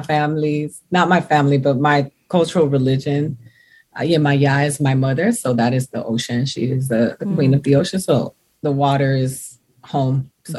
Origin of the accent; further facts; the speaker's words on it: Miami, Florida, United States; moved away; also born or lived in New York; I grew up in Miami primarily. I lived in New York, but now I go to New York. New York is home for me too